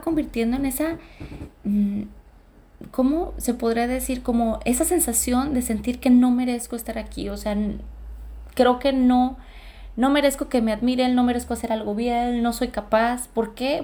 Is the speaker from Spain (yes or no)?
no; Los Altos, Mexico; nacer en una familia de güeros sí es como complicado en la región de los altos